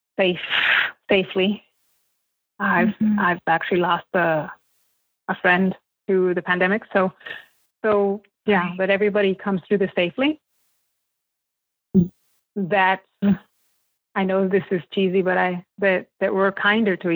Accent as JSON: {"language": "English", "country": "United States", "tie": "born or raised there", "said": "my experience growing up in the United States, speaking both languages."}